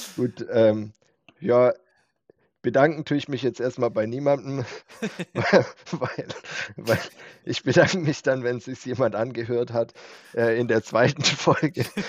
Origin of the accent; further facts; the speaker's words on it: Winterbach, Germany; Winterbacher Junge.